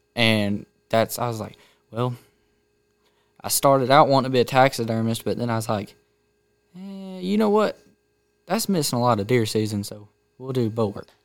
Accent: Canton, Georgia, United States; also born or lived in Woodstock; grew up in Canton, but went to school in Woodstock

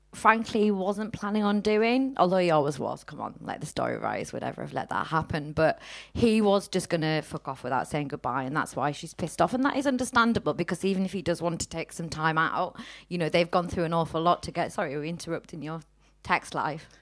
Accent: Teesside, North East England, United Kingdom; now in Manchester, United Kingdom; we're in Manchester, we're originally from Teesside

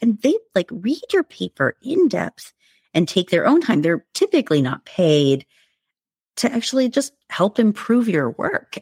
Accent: United States; I, I was born and raised in the United States, but my parents were immigrants from India

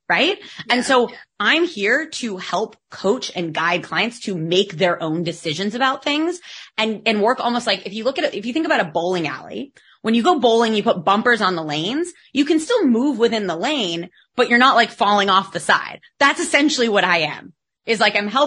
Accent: United States; accent: American; now in Barcelona, Spain; you can tell by my accent that I'm American, but I live in Spain

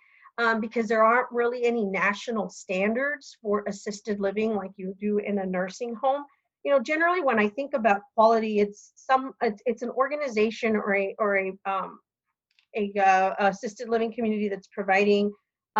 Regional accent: Oregon, United States; I'm from Oregon

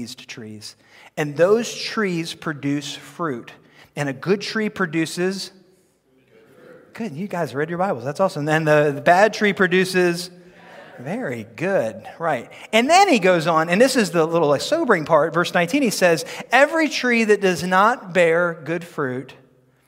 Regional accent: United States; I'm very happy to be an American

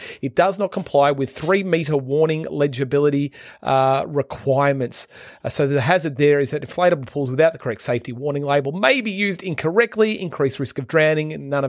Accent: Queensland, Australia; Look forward to reporting back onto you from that in my home state here in Queensland.

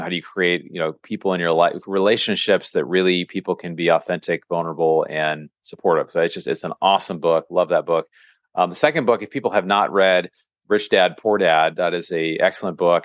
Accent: Seattle, Washington, United States; moved away as an adult; now in California, United States; I'm from Seattle

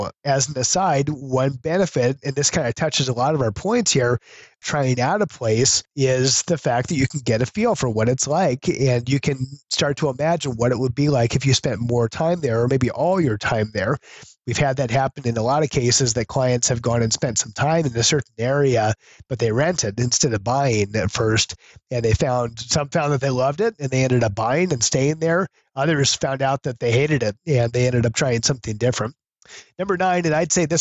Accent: Iowa, United States; I'm from Iowa.

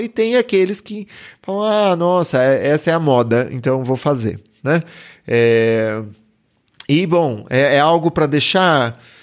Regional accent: Brazil; Eu, eu, sou brasileiro

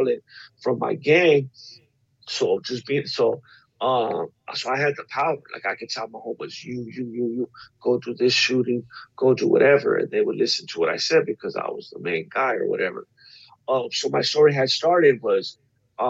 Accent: La Puente, California, United States; I grew up in La Puente, California.

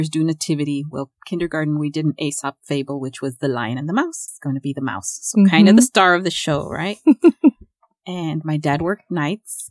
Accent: Chicago, Illinois, United States; first language Spanish; I was born and raised in Chicago

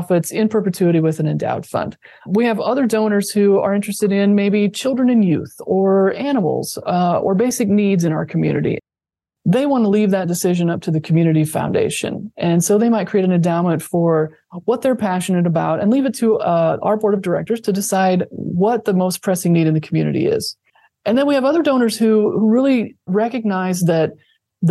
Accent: Thayer County, Nebraska, United States; now in Lincoln, United States; even my hometown, my home county of Thayer County has a Giving Day as well

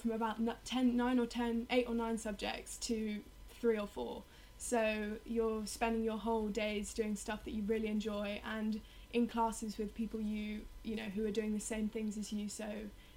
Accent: London, United Kingdom; I come from Richmond in London, so I was a day pupil at an all-girls school for my whole life

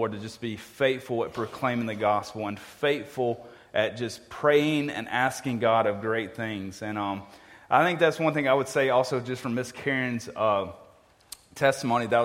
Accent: Mississippi, United States; now in New Orleans, United States; I grew up in Mississippi and grew up around a lot of racism

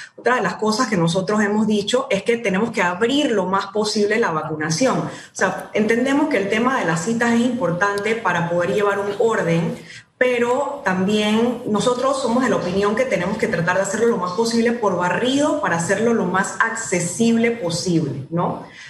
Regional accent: Panama; tenemos que juntarnos todos como panameños

